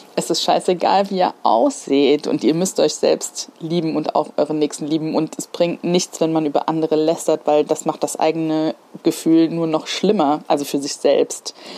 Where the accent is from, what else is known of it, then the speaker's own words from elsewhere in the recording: Mainz, Hesse, Germany; Ich komme tatsächlich äh, hier aus Mainz. Also ich bin echt Menser Mädchen und ich bin in Kostheim groß geworden tatsächlich. bin aber hier in Mainz geboren